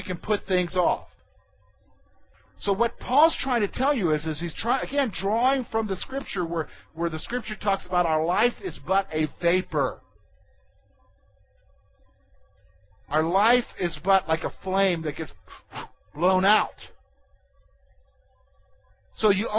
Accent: United States; who we are as Americans.

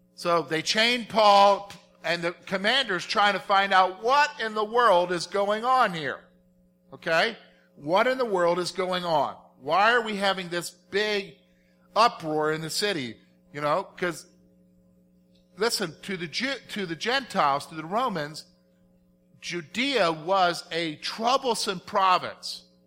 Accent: South Carolina, United States; I'm from South Carolina

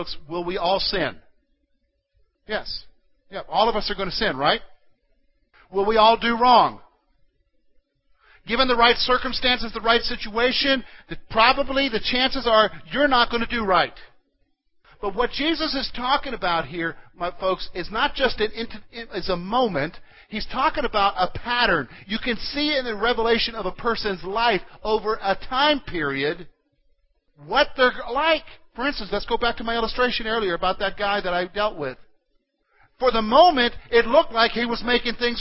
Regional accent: South Carolina, United States; moved away; I grew up in South Carolina

